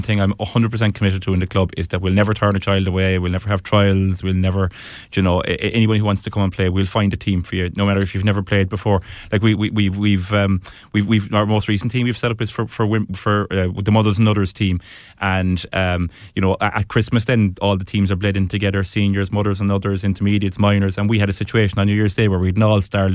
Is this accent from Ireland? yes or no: yes; Cork, Munster, Ireland; now in Dublin, Ireland; I married a Ballantyre woman, but I'm from Cork myself